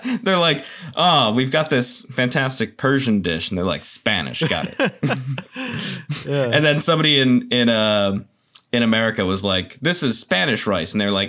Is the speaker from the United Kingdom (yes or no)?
yes; United Kingdom; I am British and don't know what it is.